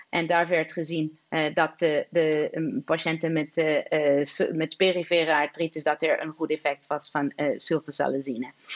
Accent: Lisbon, Portugal; now in Maastricht, Netherlands; Lissabon zal altijd de stad zijn waar ik geboren ben en zal altijd een beetje als thuis voelen.

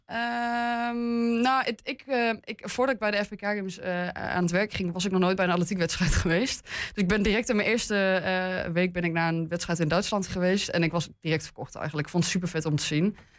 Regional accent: Hengelo, Overijssel, Netherlands; now in Enschede, Netherlands; ik ben geboren in Hengelo. Ik heb lang in het buitengebied gewoond

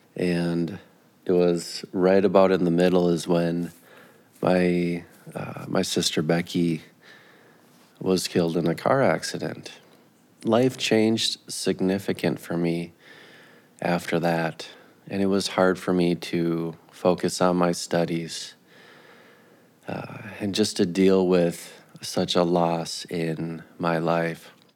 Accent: Minneapolis–Saint Paul, Minnesota, United States; now in Grand Rapids, United States; I grew up in, in the Twin Cities

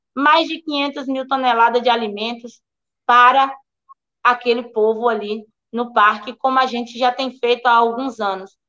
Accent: Prado, Bahia, Brazil; Sou do Prado. Sou aqui do extremo sul do estado.

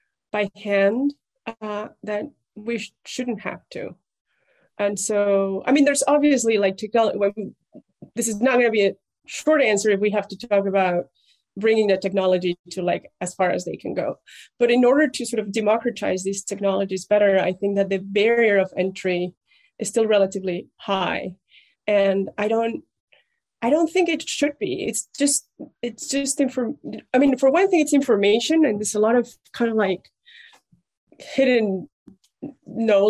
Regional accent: Mexico; English is a second language; moved away as an adult; also born or lived in Germany / Munich; now in United States; I'm Mexican

